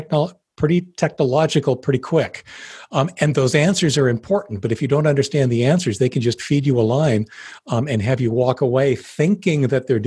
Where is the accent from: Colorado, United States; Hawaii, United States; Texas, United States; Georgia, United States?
Colorado, United States; Denver; I'm from Denver. I know what I'm doing.